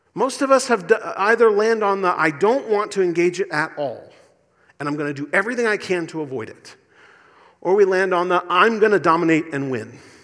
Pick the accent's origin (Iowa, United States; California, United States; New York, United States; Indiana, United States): Indiana, United States; accent: Indiana; moved away; My Indiana accent